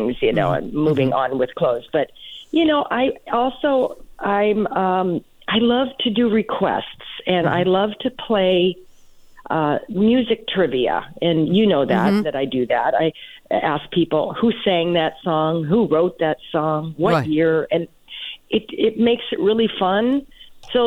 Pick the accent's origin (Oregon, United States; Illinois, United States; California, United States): Oregon, United States; Portland; moved away as an adult; also born or lived in Los Angeles / Las Vegas; I started when I was 10 professionally in Portland, Oregon, which is my hometown